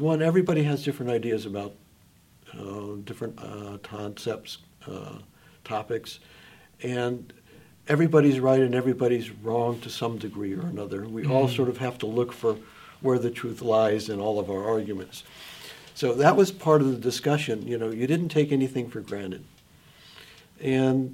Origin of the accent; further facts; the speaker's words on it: Los Angeles, California, United States; moved away; we grew up in Los Angeles